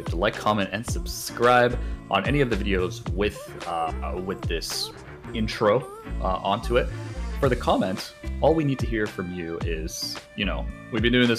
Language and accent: English; Canada